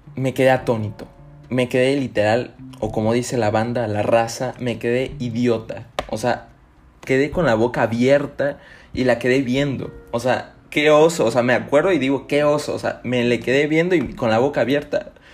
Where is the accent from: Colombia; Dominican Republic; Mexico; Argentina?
Mexico; Tuxtla Gutiérrez, Chiapas; Aquí en, mi ciudad natal, Tuxtla Gutiérrez